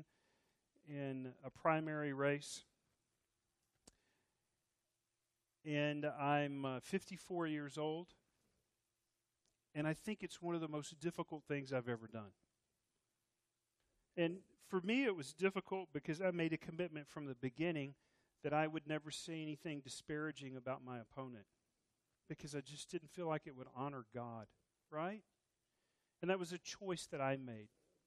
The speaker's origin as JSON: {"language": "English", "region": "Texas", "country": "United States", "said": "I'm Texan"}